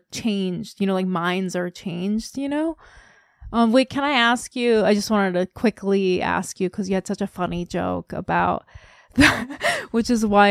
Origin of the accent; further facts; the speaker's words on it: South Korea; I'm from Korea